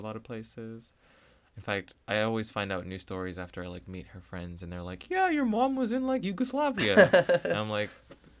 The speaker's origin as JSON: {"language": "English", "town": "Washington", "region": "District of Columbia", "country": "United States", "tie": "born there", "said": "Okay, so I was born, right, in Washington, D.C."}